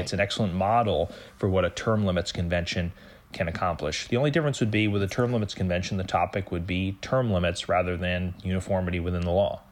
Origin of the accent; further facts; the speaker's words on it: United States; as an American